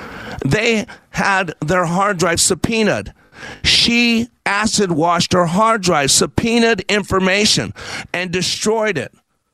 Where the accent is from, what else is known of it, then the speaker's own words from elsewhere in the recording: Philippines; I'm Filipino, and everybody watching the fight is Filipino